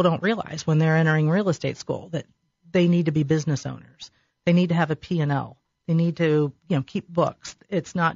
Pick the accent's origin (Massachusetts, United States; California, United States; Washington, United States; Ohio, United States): Ohio, United States; Delaware; I grew up in Delaware, so I knew people all around the area anyway